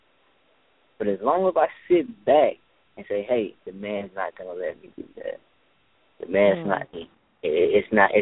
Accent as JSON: {"language": "English", "town": "Enterprise", "region": "Mississippi", "country": "United States", "tie": "born or raised there", "moved": "yes", "lives_now": "Hampton, United States", "said": "my hometown and Enterprise Stonewall, Mississippi"}